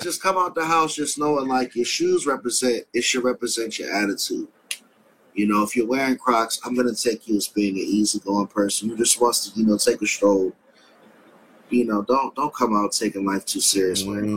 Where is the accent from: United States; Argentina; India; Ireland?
United States; Washington, District of Columbia; my hometown